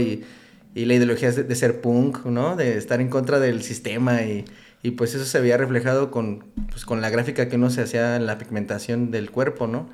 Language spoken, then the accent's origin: Spanish; Uruapan, Michoacán, Mexico; moved away as an adult; also born or lived in Manzanillo / Pachuca / Mexico City / Morelia; yo soy de Uruapan, Michoacán. Este, pero yo creo que tengo alrededor de unos ocho años que ya no vivo en Uruapan